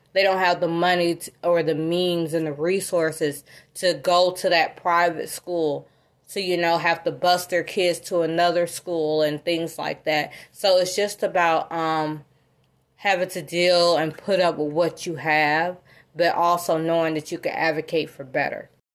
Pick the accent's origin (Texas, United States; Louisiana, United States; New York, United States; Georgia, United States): Georgia, United States; South Fulton area of; also born or lived in North DeKalb, Georgia; I grew up in the South Wilton area of, of Georgia